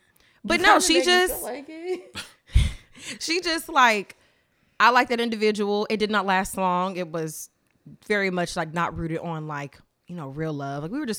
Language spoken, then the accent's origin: English; the South, United States; My mom, we're from the South. She's from Sumter, South Carolina.